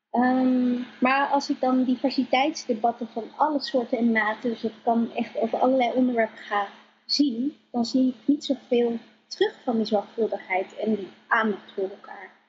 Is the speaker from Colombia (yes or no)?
yes; Colombia; now in Netherlands; ik ben ook niet in Nederland geboren. Ik kom uit Colombia, geadopteerd.